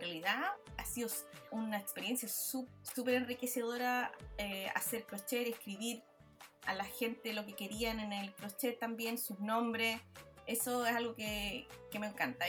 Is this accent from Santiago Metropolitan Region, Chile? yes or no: no; Villa Alemana, Valparaíso, Chile; now in Australia; yo nací en Chile, pero florecí en Australia